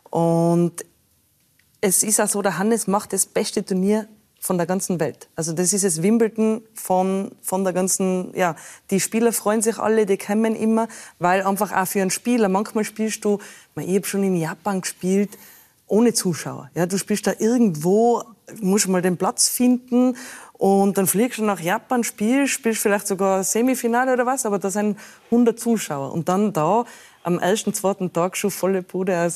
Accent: Tyrol, Austria; ich komme aus Tirol, die Berge vor, vor der Tür, wieso nicht Skifahrerin?

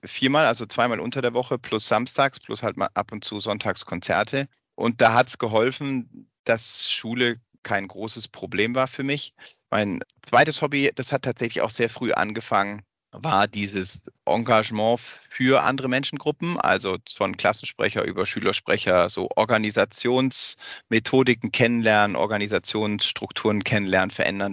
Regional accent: Augsburg, Bavaria, Germany; also born or lived in Freiburg; ich bin in Augsburg aufgewachsen

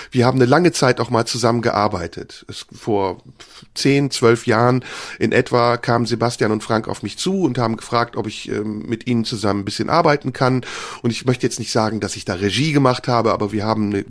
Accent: Turkey; Wenn ich als Türke anfange, über deutsche Themen zu sprechen

